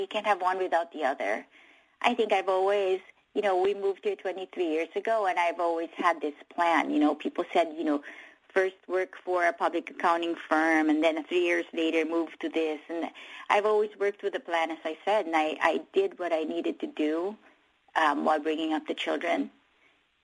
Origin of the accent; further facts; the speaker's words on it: Philippines; now in United States; the Philippines, obviously my home country